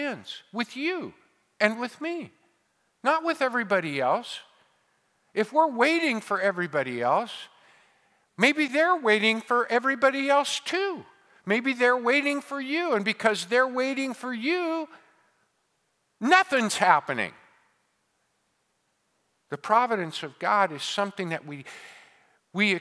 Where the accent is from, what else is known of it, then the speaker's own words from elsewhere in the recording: Modesto, California, United States; my hometown of Modesto, or my home state of California